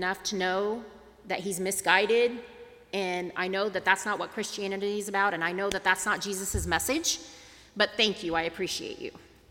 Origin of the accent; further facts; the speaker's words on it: Tulsa, Oklahoma, United States; growing up in Tulsa, Oklahoma